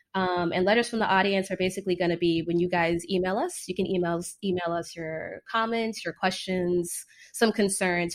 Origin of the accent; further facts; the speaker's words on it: Fort Lauderdale, Florida, United States; moved away as an adult; also born or lived in Washington, D.C. / Caribbean / New York City / Chicago; now in California, United States; I'm originally from Fort Lauderdale, Florida.